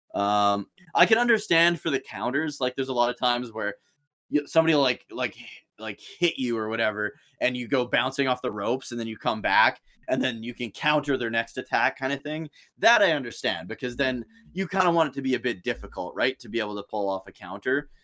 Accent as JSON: {"language": "English", "region": "Saskatchewan", "country": "Canada", "tie": "born or raised there", "said": "the city I live in right now, which is about forty-five minutes from my hometown"}